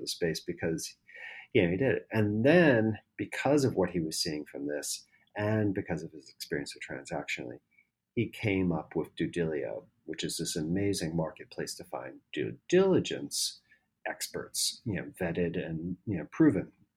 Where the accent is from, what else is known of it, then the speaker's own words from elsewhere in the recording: United States; first language English; now in Spain; I live here in Spain. So I get reached out by a lot of people who think I'm Spanish. And I'm like, yes, I can communicate a little bit, but I am really an American